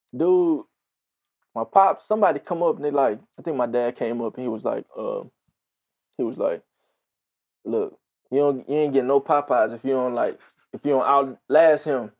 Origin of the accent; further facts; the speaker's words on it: Houston, Texas, United States; grew up, born and raised in Houston, Texas.